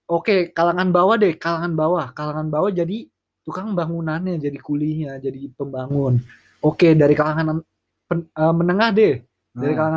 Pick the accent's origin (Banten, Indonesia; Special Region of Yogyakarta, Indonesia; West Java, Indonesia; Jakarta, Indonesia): Jakarta, Indonesia; ibu kota atau Indonesia itu bisa menuju ke yang lebih baik sih ke kota gue Jakarta iya terutama Jakarta di Jakarta gitu